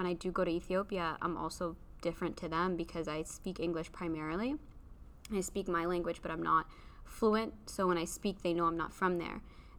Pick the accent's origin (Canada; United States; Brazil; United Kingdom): Canada; Windsor, Ontario; I was born and raised here in Windsor, but the majority of my family was born and raised and lived in Ethiopia, so I am an Ethiopian woman, African